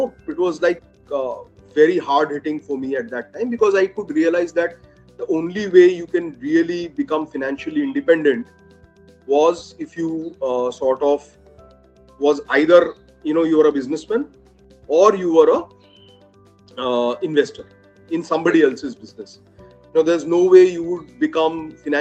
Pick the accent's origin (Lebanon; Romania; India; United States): India; Kolkata, West Bengal; born and brought up in Calcutta, by education, engineer.